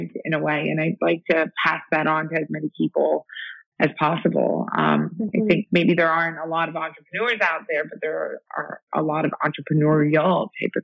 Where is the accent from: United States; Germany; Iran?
Iran; moved away; I'm from Iran